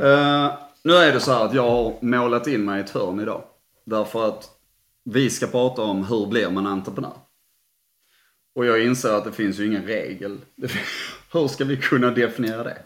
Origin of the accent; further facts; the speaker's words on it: Sweden; jag är svensk